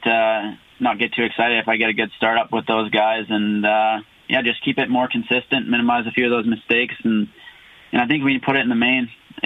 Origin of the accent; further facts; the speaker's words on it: Prince George, British Columbia, Canada; the Prince George National, my hometown national there last year.